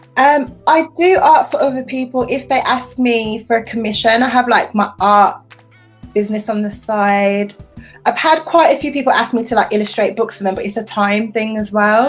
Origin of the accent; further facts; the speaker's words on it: United Kingdom; I'm British, I'm a woman, I'm young